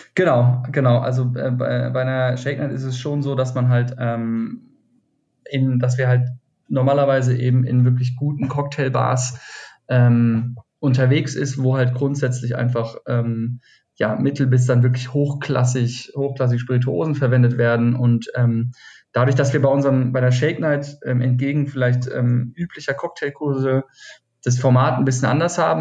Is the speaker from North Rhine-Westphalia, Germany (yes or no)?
no; Schlossborn, Hesse, Germany; moved away as an adult; also born or lived in Argentina / Cologne; now in Berlin, Germany; ich komme aus dem Taunus. Äh, mhm. Schloss Born heißt es, das, das 3000, knapp 3000 Mann äh, Örtchen. Ähm, genau, da bin ich aufgewachsen ähm, bis so zum 19. Lebensjahr